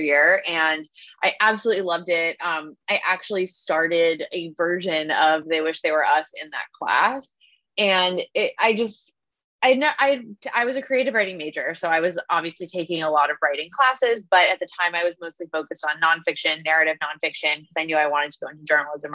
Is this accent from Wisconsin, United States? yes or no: no; Long Island, New York, United States; also born or lived in Philadelphia, Pennsylvania; I went to a somewhat exclusive, Quaker prep school growing up on Long Island